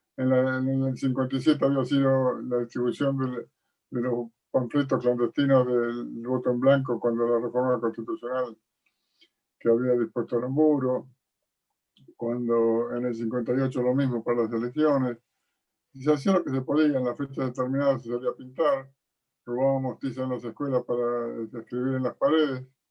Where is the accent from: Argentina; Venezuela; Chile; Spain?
Argentina; Mechita, Buenos Aires Province; also born or lived in La Plata; yo nací en Mechito, en pueblo ferroviario